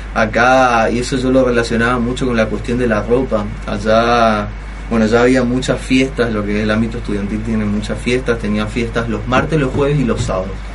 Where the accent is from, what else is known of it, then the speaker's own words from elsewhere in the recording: Argentina; soy, no era un argentino